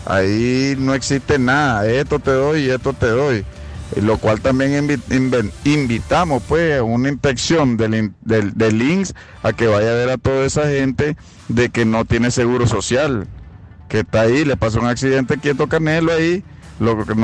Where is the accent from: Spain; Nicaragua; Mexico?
Nicaragua; Chinandega; nosotros somos de Chinandega